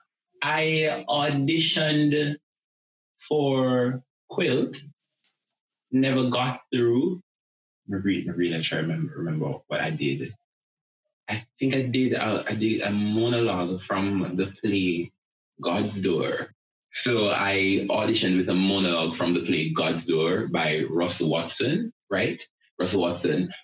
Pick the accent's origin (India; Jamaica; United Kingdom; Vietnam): Jamaica; Linstead, Saint Catherine; I am from a place in Jamaica called Linstead in the parish of St. Catherine. Growing up in Linstead